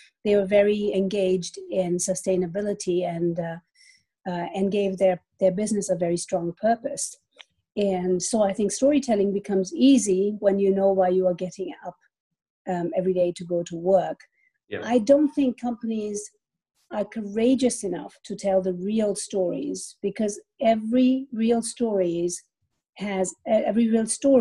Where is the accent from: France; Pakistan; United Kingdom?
Pakistan; moved away; I grew up in Pakistan. My dad is Indian. My mother is German.